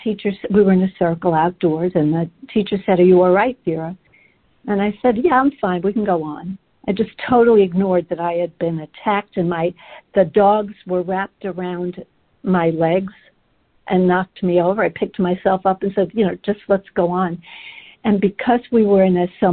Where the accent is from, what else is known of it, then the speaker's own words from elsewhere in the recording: England, United Kingdom; I was born in England during the Blitzkrieg